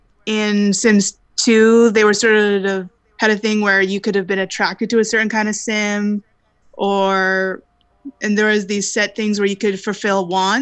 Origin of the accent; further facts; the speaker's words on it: Langley, British Columbia, Canada; I'm from Langley, BC, born and raised.